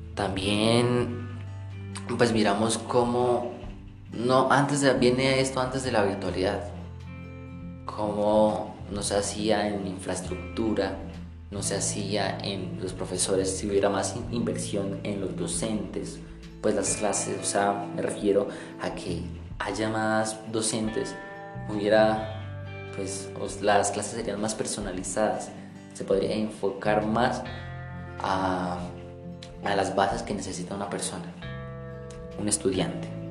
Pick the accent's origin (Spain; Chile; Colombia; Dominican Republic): Colombia; Nos está empeorando como colombianos